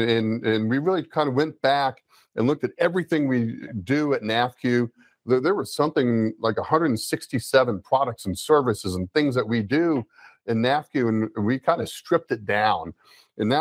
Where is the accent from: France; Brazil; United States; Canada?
United States; Gainesville, Florida; I grew up in Gainesville, Florida